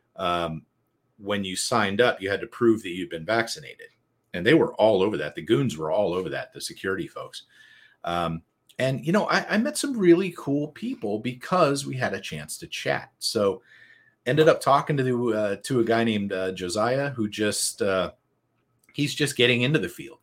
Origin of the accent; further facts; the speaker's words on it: United States; I'm from America